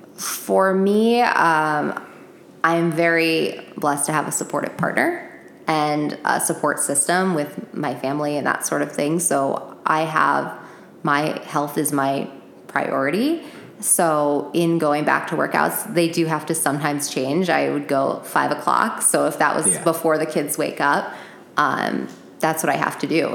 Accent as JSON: {"language": "English", "town": "Phoenix", "region": "Arizona", "country": "United States", "tie": "born or raised there", "also_born_or_lived": "New Jersey", "said": "my parents live here in Phoenix, and I grew up here"}